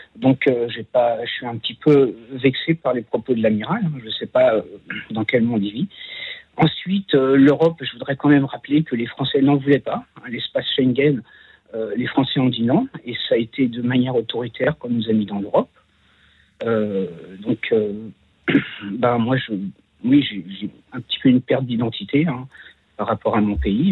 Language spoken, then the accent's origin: French; France; also born or lived in Bois-Colombes; je suis un Français de souche